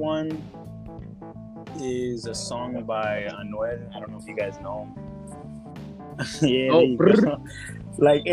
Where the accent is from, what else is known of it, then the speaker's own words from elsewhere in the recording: New York City, New York, United States; now in New Jersey, United States; I grew up in New York, so, everybody know NYC vibes